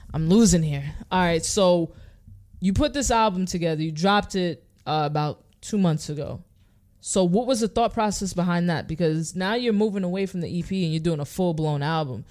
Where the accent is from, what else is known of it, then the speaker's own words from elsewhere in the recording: New York City, New York, United States; we're from New York City